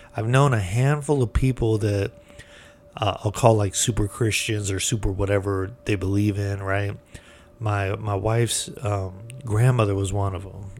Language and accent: English; United States; being American